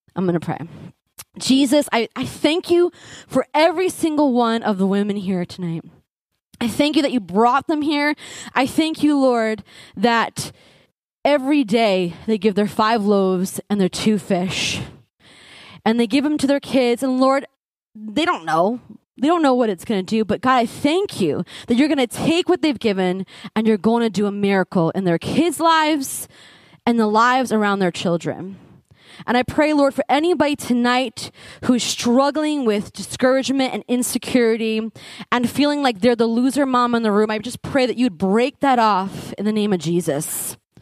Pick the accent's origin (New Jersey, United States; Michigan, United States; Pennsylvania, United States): New Jersey, United States; growing up in New Jersey and I lived in Essex County